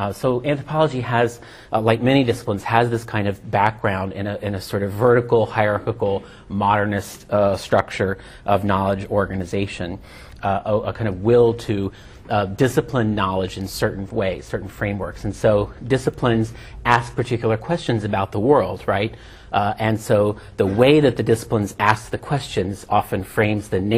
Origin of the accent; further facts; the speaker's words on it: New York City, New York, United States; also born or lived in London; I'm from the United States, from New York City